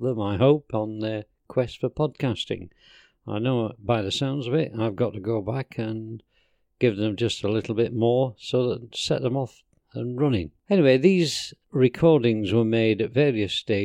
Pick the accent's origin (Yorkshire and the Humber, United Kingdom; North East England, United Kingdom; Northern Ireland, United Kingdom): Yorkshire and the Humber, United Kingdom; Sheffield; I was born in Highfields. So, I lived in Highfields for most of my childhood